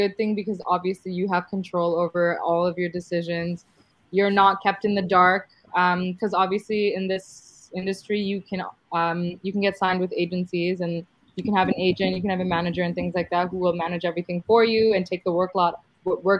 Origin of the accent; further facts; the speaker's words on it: Canada; I was actually born here in Canada